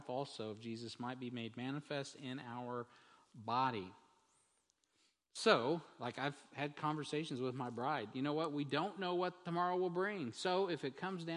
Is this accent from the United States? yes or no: yes; United States; As an American